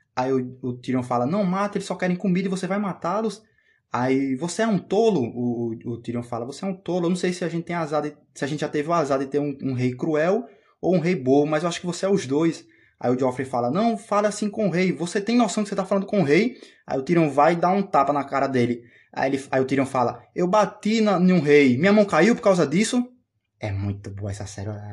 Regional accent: Brazil; eu sou brasileiro

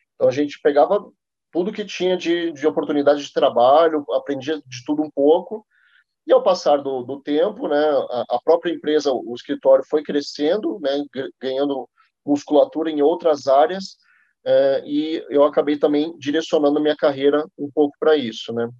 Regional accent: Curitiba, Paraná, Brazil; moved away as an adult; now in São Paulo, Brazil; Nascido em Curitiba, estou morando em São Paulo faz dois anos e meio

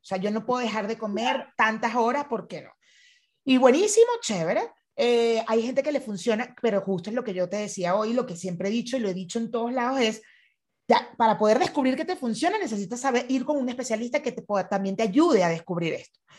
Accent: Venezuela; fui criada en Venezuela

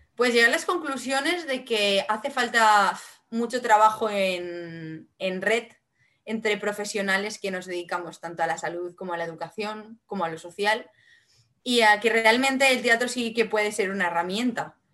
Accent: Vinaròs, Valencian Community, Spain; first language Catalan (Valencian); Spanish is a second language; mi lengua materna es el catalán, el valenciano

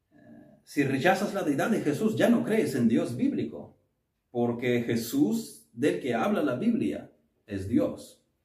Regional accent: Ukraine; moved away; nuestra iglesia bautista en Kiev

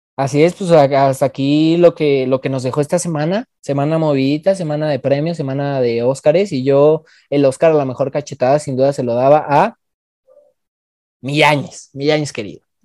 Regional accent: Mexico; Soy más mexicano

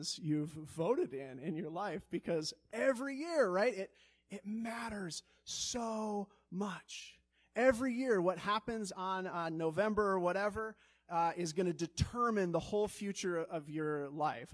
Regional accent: Colorado, United States; also born or lived in Chicago; now in Wisconsin, United States; I grew up in Colorado

